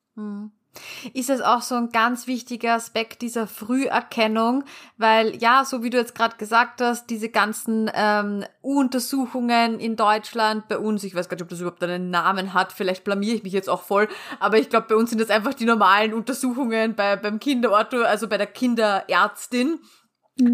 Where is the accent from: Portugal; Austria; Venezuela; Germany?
Austria; bei uns in Österreich